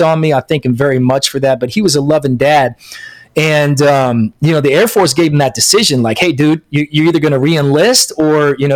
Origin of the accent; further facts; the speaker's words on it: Florida Panhandle, United States; I grew up right down here in the great state of Florida, up here in the Panhandle